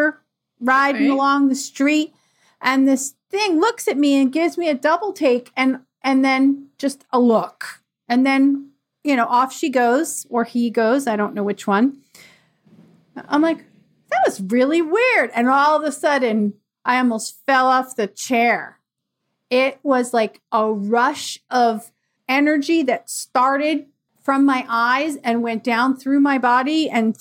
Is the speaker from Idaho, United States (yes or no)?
no; Bucks County, Pennsylvania, United States; I grew up in Bucks County, Pennsylvania